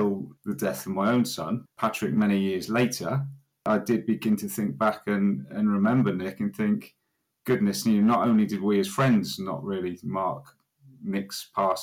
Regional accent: Witney, South East England, United Kingdom; I was born and lived and have lived in my hometown of Witney, West Oxfordshire, all my life, give or take 1 or 2 years out as a student

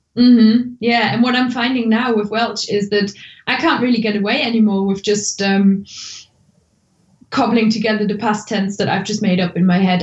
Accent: Germany; English is a second language; moved away as an adult; now in United Kingdom; I'm originally from Germany, and I moved to the UK about mm, sort of 14, 15 years ago

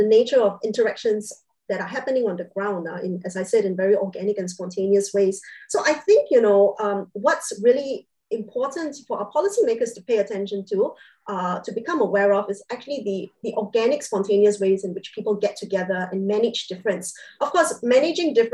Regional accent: Singapore; I'm Singaporean and I've lived here for most of my life

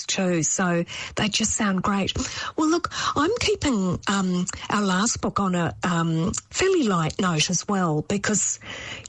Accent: New Zealand; as a Kiwi

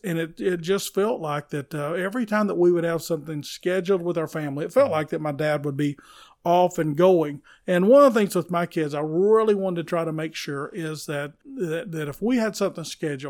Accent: Tennessee, United States; I grew up down in the McMinn county area, and we would take off in the car and go see the Atlanta Braves, see Hank Aaron play baseball.

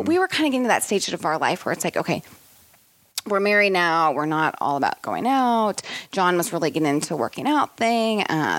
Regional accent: Kansas City, United States; moved away; also born or lived in Milwaukee / Chicago; I'm from Kansas City.

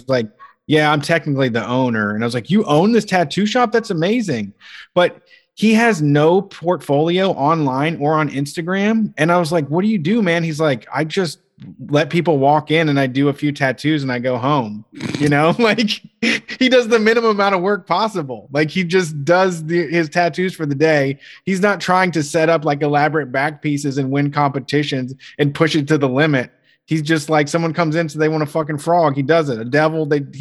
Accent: Columbus, Ohio, United States; moved away; also born or lived in Texas; my Midwestern heritage, my Columbus heritage

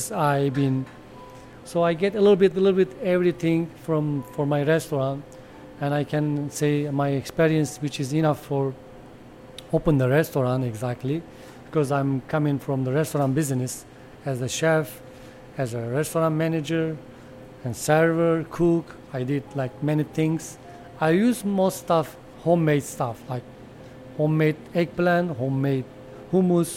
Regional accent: Adana, Turkey; English is a second language; moved away; I come from Adana. I born Adana all my life. My whole family from Adana

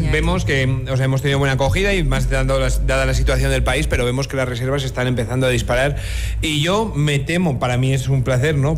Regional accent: Basque Country, Spain; now in La Rioja, Spain; País Vasco, que es mi tierra, ¿no? En España

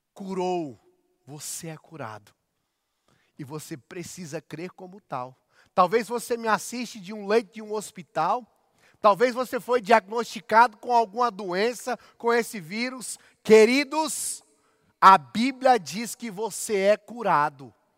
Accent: Goiás, Brazil; accent: goiano; eu sou goiano, então se eu falar algo aí que você não entende, eu vou tentar ser o mais claro possível, porque a linguagem do goiano é diferenciada

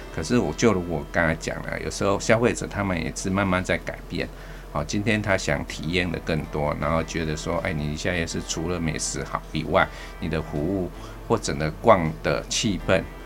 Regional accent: Taipei, Taiwan; 我是生在这边，好，所以是长在这边

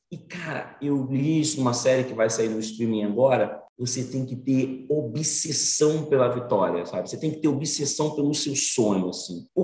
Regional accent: Salvador, Bahia, Brazil; born there; also born or lived in Espírito Santo / Rio de Janeiro / São Paulo; eu fiquei nasci em Salvador, depois eu fui para o Espírito Santo, depois eu vim para o Rio de Janeiro, depois eu fui para São Paulo.

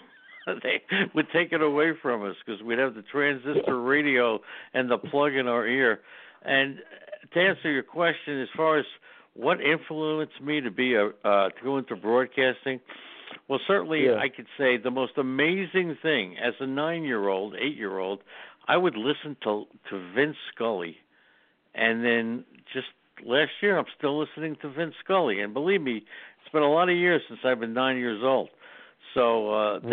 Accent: New York City, New York, United States; I grew up in Queens, New York

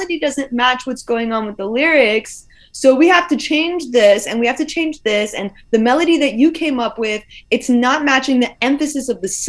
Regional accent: United States; The ears that I grew up with in America

